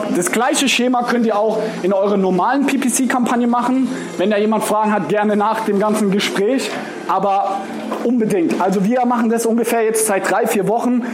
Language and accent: German; Mannheim, Baden-Württemberg, Germany; Ich komme aus Mannheim. Mannheim ist so eine Stunde anderthalb von hier